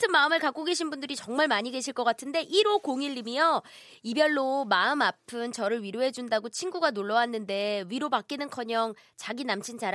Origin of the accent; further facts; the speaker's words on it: Gangwon, South Korea; 제가 또 강원도가 고향이잖아요.